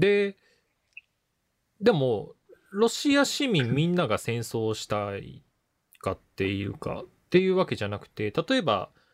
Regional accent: Hino, Tokyo, Japan; 僕の実家の方の日野市なんですけど、東京の。

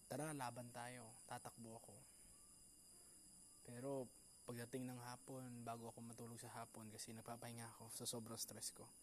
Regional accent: Philippines; Pinoy ako.

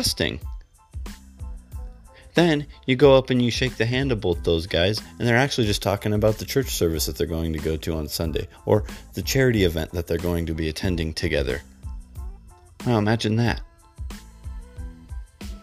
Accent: United States; because you're an American, I'm an American

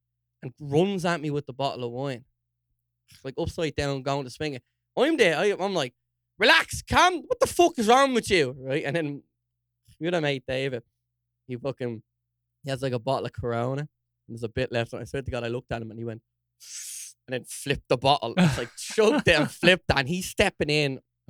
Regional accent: Dún Laoghaire, Leinster, Ireland; Dunleary, like fancy Dunleary. Oh my god, I'm from Dunleary.

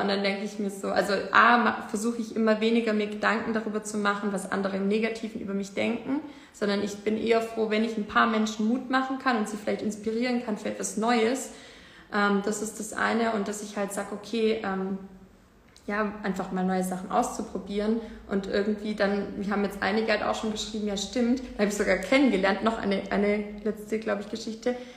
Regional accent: Ravensburg, Baden-Württemberg, Germany; in Deutschland, in Ravensburg, wo ich herkomme

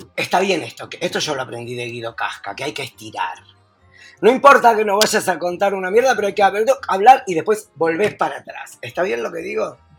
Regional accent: Argentina; now in Uruguay; el único argentino en todo el canal

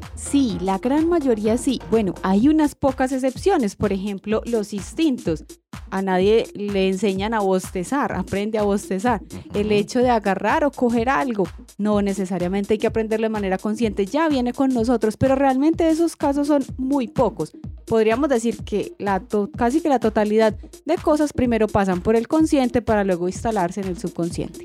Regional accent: Colombia; first language Spanish; porque crecí en esta comunidad, nací en Colombia, mis papás hablaban español

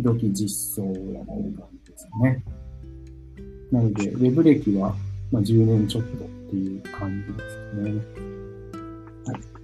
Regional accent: Tokyo, Japan; 僕は、東京生まれ、うん、東京育ちです。

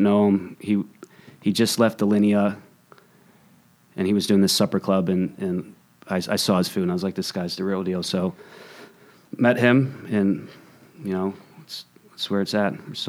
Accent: Pittsburgh, Pennsylvania, United States; No. I'm from Pittsburgh.

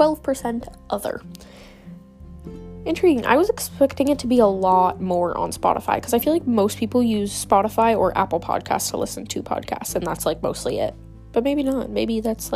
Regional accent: Netherlands; I'm Dutch. I'm Dutch.

